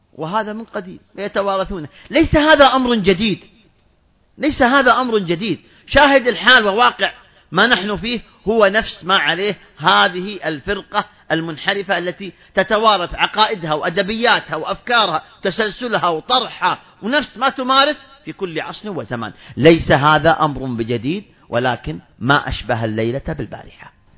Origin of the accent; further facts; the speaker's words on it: Saudi Arabia; عندنا في المملكة العربية السعودية